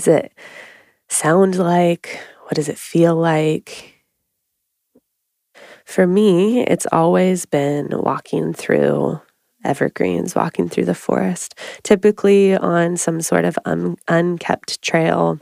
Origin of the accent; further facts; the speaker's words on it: Oregon, United States; we both have been born and raised in Oregon